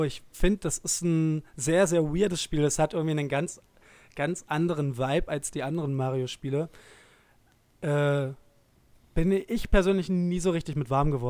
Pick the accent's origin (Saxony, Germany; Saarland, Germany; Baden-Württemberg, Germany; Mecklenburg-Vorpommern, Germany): Saxony, Germany; Dresden; kleine Anekdote aus meiner Zeit in meiner alten Heimatstadt Dresden